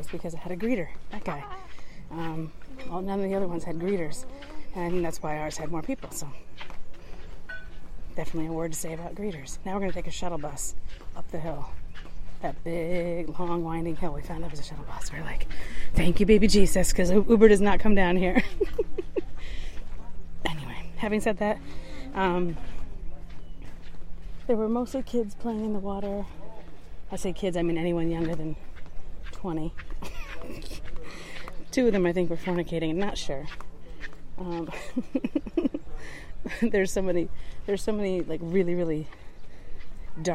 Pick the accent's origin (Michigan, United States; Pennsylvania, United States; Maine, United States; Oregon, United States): Michigan, United States